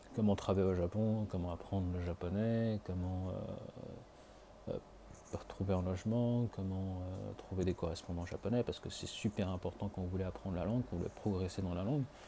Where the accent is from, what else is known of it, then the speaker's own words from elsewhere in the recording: France; now in Tokyo, Japan; en tant que Français, ayant vécu jusque-là